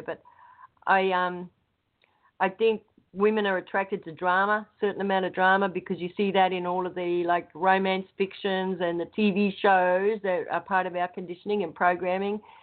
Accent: Australia; moved away as an adult; now in United States; I'm Australian, obviously, um, with American citizenship. I came over here because I met somebody and I married them

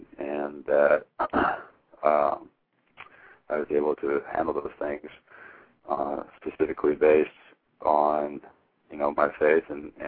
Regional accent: Hermiston, Oregon, United States; It was huge because growing up from where I'm from, was not a lot of people come out of Hermiston with Division I scholarships

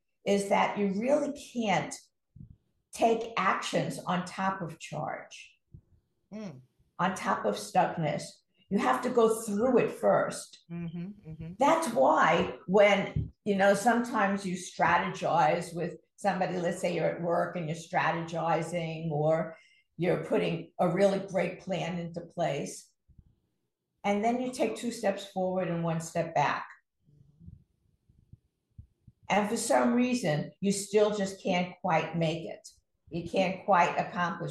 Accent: New York City, New York, United States; I grew up in Brooklyn, New York

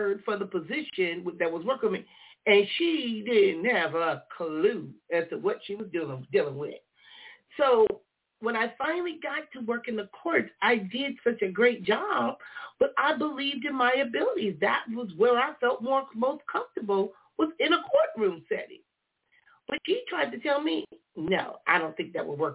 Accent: Compton, California, United States; when I was a kid growing up in Compton

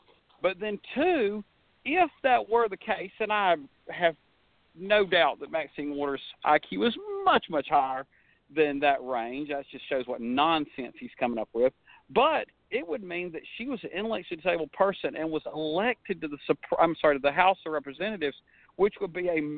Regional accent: Atlanta, Georgia, United States; I was born and raised in Metro Atlanta, born in 71, mm-hmm. back before Atlanta had the explosive growth

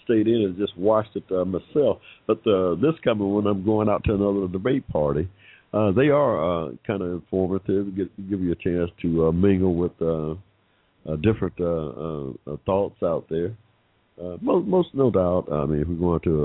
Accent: Georgia, United States; my home state here in Georgia

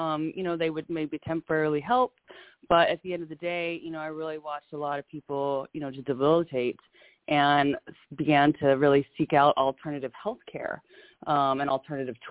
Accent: Louisiana, United States; also born or lived in Arkansas; I'm from Louisiana, originally born in Arkansas, raised in Louisiana in the deep south

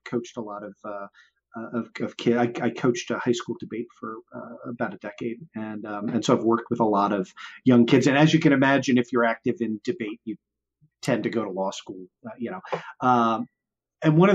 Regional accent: Baltimore, Maryland, United States; also born or lived in Washington, D.C.; I grew up in Baltimore and I knew I wanted to like relocate back to Baltimore

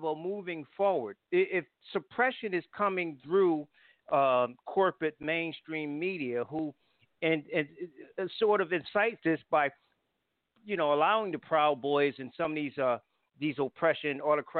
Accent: Connecticut, United States; I'm from Connecticut

